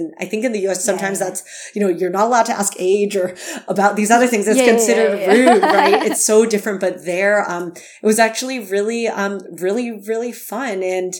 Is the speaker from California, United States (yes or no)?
yes; California, United States; I realized that so many of the things I learned growing up in the Bay Area at school at Cornell were just very, you know, US focused.